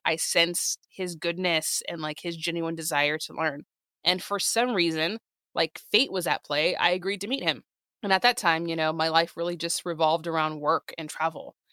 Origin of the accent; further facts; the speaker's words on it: San Diego, California, United States; moved away as an adult; also born or lived in Los Angeles; now in New York, United States; I was in my hometown of San Diego